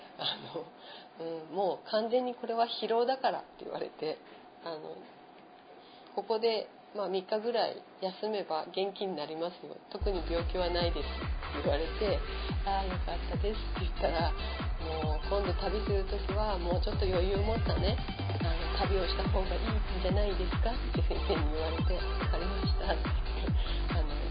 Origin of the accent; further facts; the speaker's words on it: Japan; あのもう日本人だよって言うと